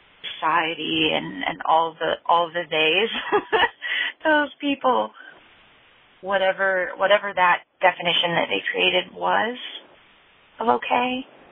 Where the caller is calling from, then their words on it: Asheville, North Carolina, United States; I'm calling from Asheville, North Carolina.